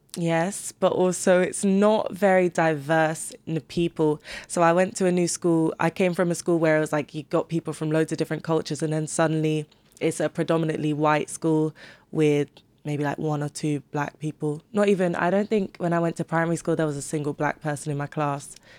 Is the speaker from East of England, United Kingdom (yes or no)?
yes; Cambridge, East of England, United Kingdom; moved away as an adult; now in London, United Kingdom; I wouldn't take back moving to Cambridge because of the people I did meet.